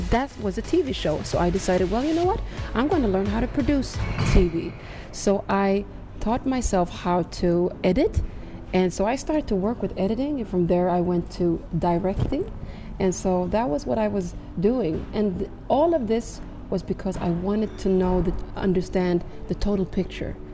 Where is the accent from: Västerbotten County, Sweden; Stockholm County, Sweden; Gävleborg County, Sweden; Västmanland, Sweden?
Västmanland, Sweden; also born or lived in Morocco; Like I am from Morocco uh, originally, like uh, born and raised in Sweden, but so I am from the Atlas Mountains of Morocco